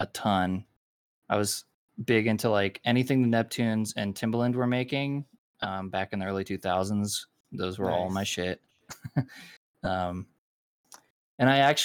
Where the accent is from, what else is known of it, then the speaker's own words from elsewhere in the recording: Arizona, United States; also born or lived in Los Angeles, California; now in Salt Lake City, United States; Originally from Arizona, and then lived in Los Angeles for a little bit, and I am currently in Salt Lake City, Utah